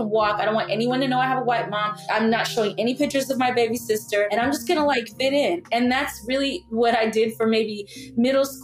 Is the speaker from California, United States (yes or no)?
no; South Florida, United States; I was raised in South Florida